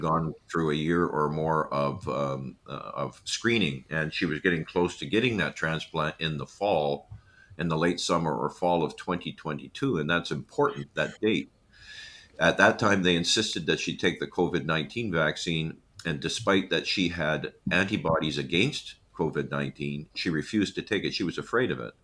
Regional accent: Manitoba, Canada; I'm from Manitoba

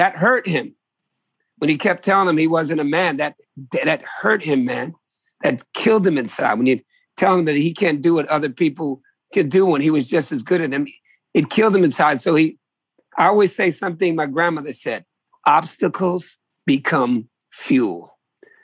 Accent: New England, United States; also born or lived in Virginia; I was born in New England in the late 60s

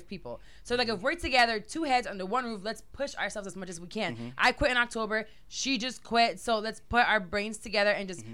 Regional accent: Puerto Rico; moved away; I was born and raised in Puerto Rico.

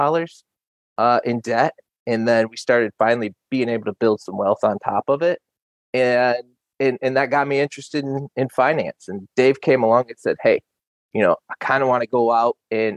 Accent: Roscommon, Michigan, United States; also born or lived in Iowa / Bay City, Michigan; We moved back to Michigan, where I'm from. I'm from Roscommon, which is up north, and I live in Bay City currently

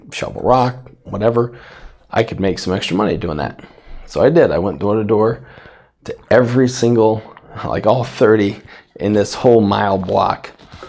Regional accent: Safford, Arizona, United States; I grew up in Safford, Arizona

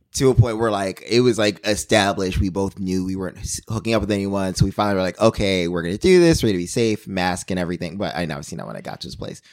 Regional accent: New York, United States; as a New Yorker

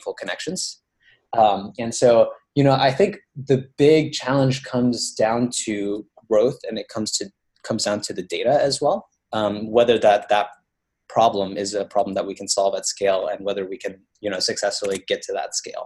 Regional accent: Baton Rouge, Louisiana, United States; I grew up actually in Baton Rouge, Louisiana

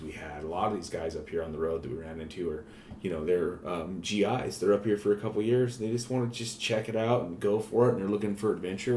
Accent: Montana, United States; growing up in Montana

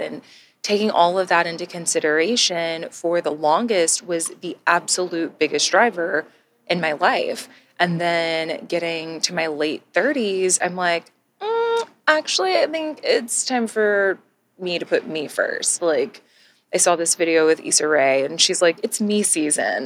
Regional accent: Texas, United States; moved away as an adult; also born or lived in Georgia; born and raised in Texas, I spent most of my life in Texas

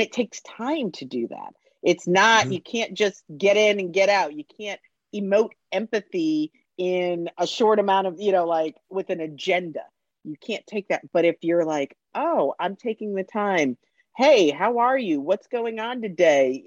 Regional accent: Connecticut, United States; also born or lived in Orlando, Florida; now in Atlanta, United States; I grew up in Connecticut, so we had UConn

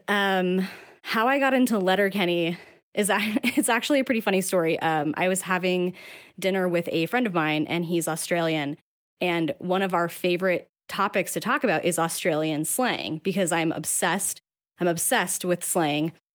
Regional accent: Salt Lake City, Utah, United States; I'm from Salt Lake

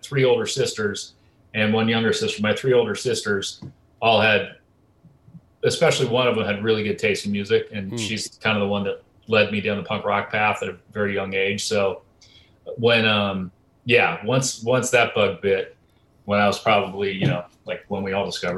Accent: California, United States; moved away as an adult; I have a 310 number and I'm from California

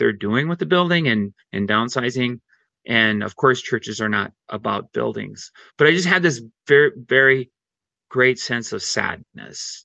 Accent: Worthington, Minnesota, United States; I grew up in Worthington, Minnesota, and I went to church at Westminster Presbyterian Church

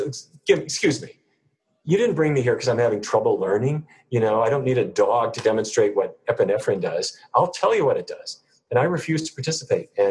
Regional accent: Fargo, North Dakota, United States; grew up in Fargo, North Dakota

